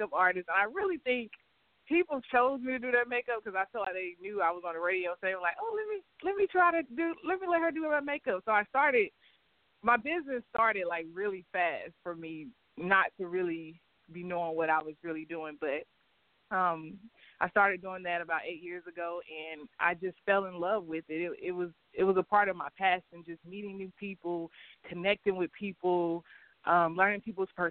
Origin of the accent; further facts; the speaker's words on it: Rock Hill, South Carolina, United States; I'm from Rock Hill, South Carolina. I grew up here since I've been four.